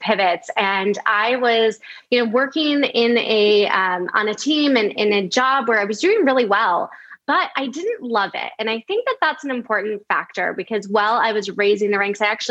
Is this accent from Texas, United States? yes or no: no; outside of Chicago, Illinois, United States; moved away as an adult; also born or lived in California; I actually grew up in the Midwest. I grew up outside of Chicago.